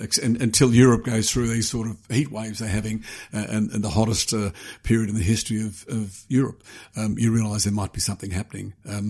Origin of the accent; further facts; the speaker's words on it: Australia; moved away as an adult; But that appeared for a young boy growing up in Australia and looking at the moon. And then for a young journalist going to America, I thought, there's no way they're going